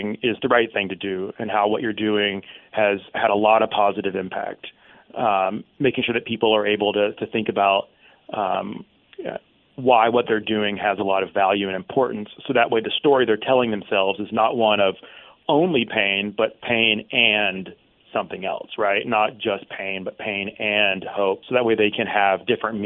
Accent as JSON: {"language": "English", "region": "Mississippi", "country": "United States", "said": "I'm from Mississippi"}